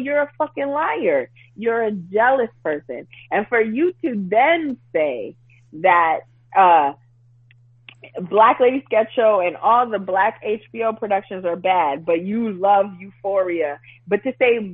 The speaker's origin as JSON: {"language": "English", "town": "New York City", "region": "New York", "country": "United States", "tie": "born or raised there", "said": "born and raised in Brooklyn, New York, born in East Flatbush, actually born in Bushwick, raised in East Flatbush, then East New York, and now Crown Heights."}